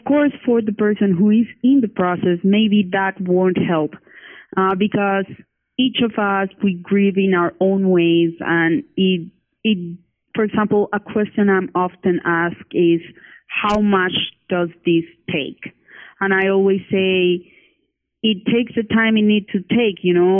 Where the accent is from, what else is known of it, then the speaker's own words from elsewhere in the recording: Cali, Valle del Cauca, Colombia; now in Bogota, Colombia; I live in Bogota, Colombia, but my family and I was born in Cali, Colombia.